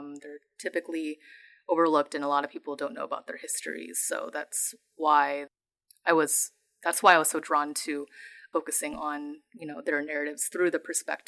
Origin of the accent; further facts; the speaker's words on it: San Jose, California, United States; I am from San Jose, California, and I am based in the Bay Area.